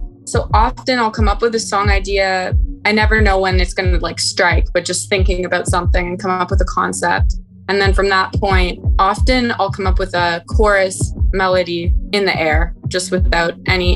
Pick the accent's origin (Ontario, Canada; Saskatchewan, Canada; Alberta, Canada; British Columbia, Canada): Ontario, Canada; Toronto; I'm from Toronto